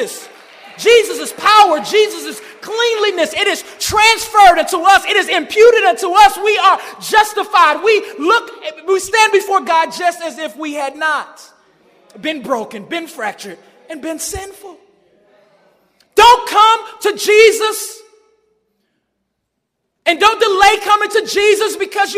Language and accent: English; Chicago, Illinois, United States; I grew up in Chicago, grew up in the Shy